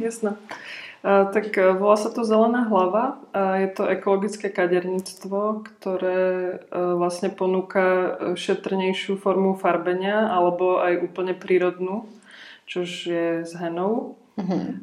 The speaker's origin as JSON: {"language": "Slovak", "area": "Trenčín area", "region": "Trenčín Region", "country": "Slovakia", "moved": "yes", "said": "já vlastně pochádzam tak nějak z Trenčina, z okolia Trenčina"}